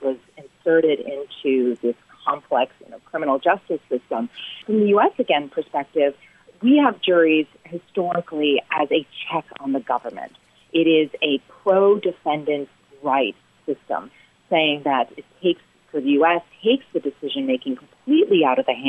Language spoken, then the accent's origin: English; United States; accent: American; I'm an American, as you can tell from the accent